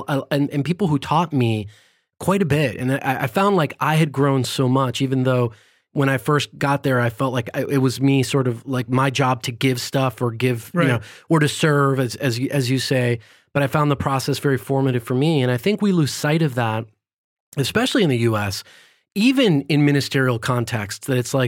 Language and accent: English; California, United States; born there; also born or lived in several countries; I mean, I like I mentioned, I was born in California, but I grew up in a number of different countries because my dad had a job that moved us around a lot.